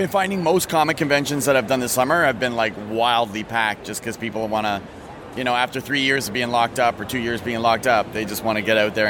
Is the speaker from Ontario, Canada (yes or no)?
yes; Toronto, Ontario, Canada; now in Montreal, Canada; when I was growing up in Toronto